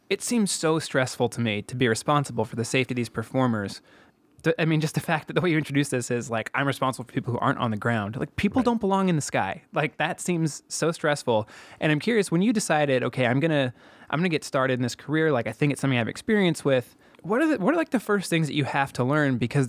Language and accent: English; Vallejo, California, United States; just because I grew up in near Vallejo, where they have Six Flags Marine World, and they had a Batman show when I was a kid.